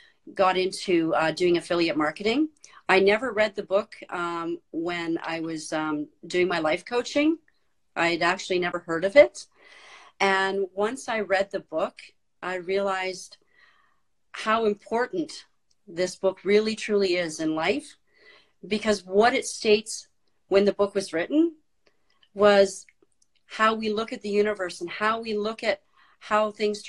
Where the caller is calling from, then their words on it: Cold Lake, Alberta, Canada; I'm coming in from Cold Lake, Alberta, Canada.